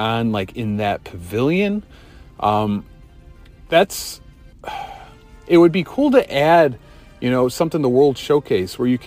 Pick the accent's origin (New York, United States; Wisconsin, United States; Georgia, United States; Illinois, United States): Illinois, United States; Chicago; growing up in the United States in Chicago